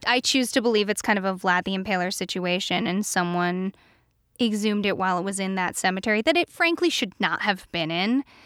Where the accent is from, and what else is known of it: East Coast, United States; born or raised there